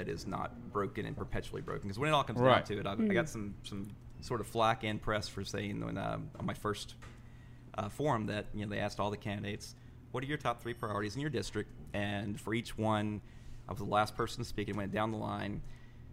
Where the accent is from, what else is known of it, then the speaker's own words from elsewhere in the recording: Alexandria, Louisiana, United States; moved away as an adult; now in New Orleans, United States; I'm from Alexandria, Louisiana. It's about 2.5 hours from here